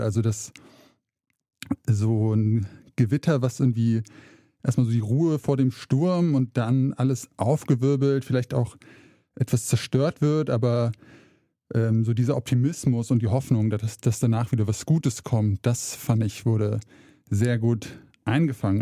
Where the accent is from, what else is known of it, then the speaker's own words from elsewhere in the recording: rural Hesse, Germany; moved away as an adult; now in Saxony, Germany; da, wo ich aufgewachsen bin, in der hessischen Provinz